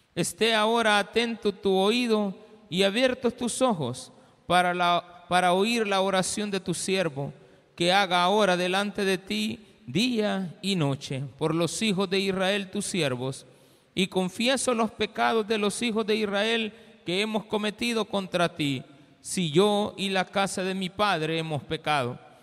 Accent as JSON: {"language": "Spanish", "country": "El Salvador"}